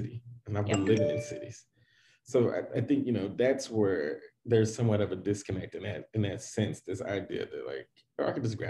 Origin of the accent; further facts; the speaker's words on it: the South, United States; those are the kind of things that I grew up on in the South.